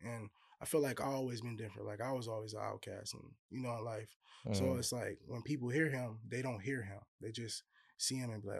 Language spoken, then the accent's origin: English; Hammond, Indiana, United States; I'm originally from Indiana, Hammond, Indiana. I was born out there. That's where most of my family's from.